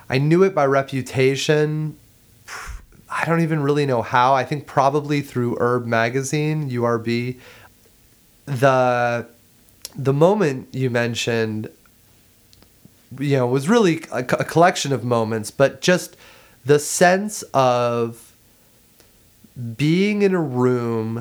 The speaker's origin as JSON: {"language": "English", "region": "Ohio", "country": "United States", "tie": "born or raised there", "also_born_or_lived": "North Carolina / London", "moved": "as an adult", "said": "I grew up in Ohio."}